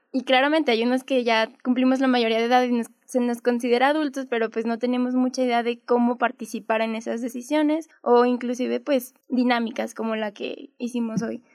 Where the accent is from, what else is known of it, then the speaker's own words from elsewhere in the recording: Guadalupe, Zacatecas, Mexico; soy de Guadalupe, Zacatecas.